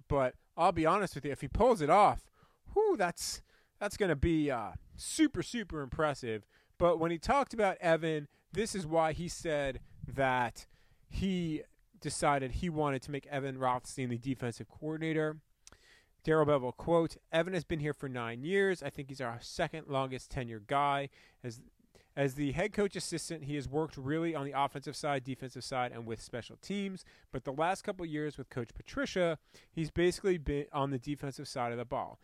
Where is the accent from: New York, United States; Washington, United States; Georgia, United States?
New York, United States; East Meadow; moved away as an adult; now in Detroit, United States; my hometown of East Meadow, New York